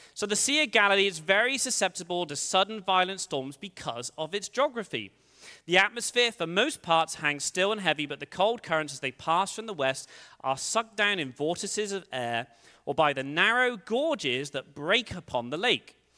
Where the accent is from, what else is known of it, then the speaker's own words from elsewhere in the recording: England, United Kingdom; moved away as an adult; now in United States; I'm from England originally. Uh, I've lived in the States for sixteen years